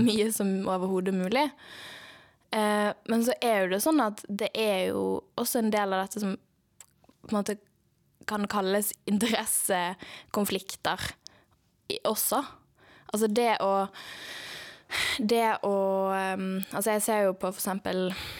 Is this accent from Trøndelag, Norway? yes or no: no; Bergen, Vestland, Norway; jeg er født og oppvokst i Bergen, som er en veldig stor del av min identitet